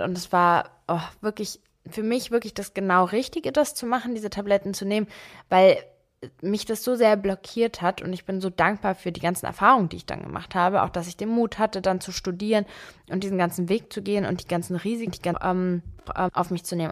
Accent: Berlin, Germany; Ich bin mit meiner Mutter alleine in Berlin aufgewachsen, hier auch geboren

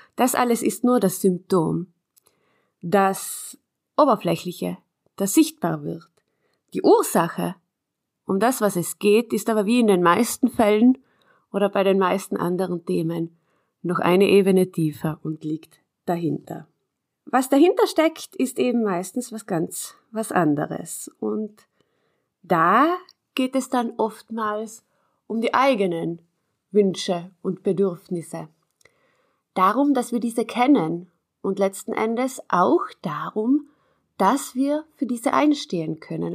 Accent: South Tyrol, Trentino-Alto Adige, Italy; bei uns in Südtirol

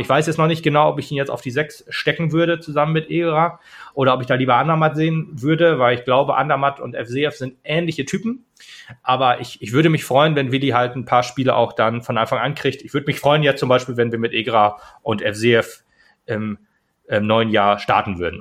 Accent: Germany; als Deutscher

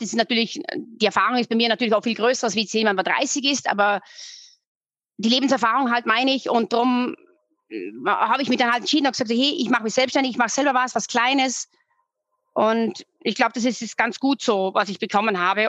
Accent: Austria; now in Munich, Germany; ich bin Österreicherin, gebürtige

